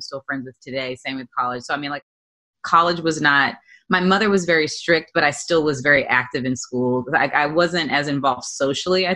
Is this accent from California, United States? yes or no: no; Montgomery, Alabama, United States; moved away as an adult; also born or lived in Boston, Massachusetts / New York; I was born in Boston, but my mother and I moved to Alabama when I was three, when my parents separated. So I grew up in Montgomery, Alabama